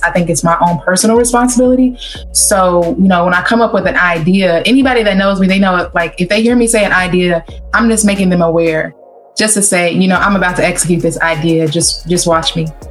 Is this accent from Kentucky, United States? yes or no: yes; Kentucky, United States; now in Cincinnati, United States; I'm originally from Kentucky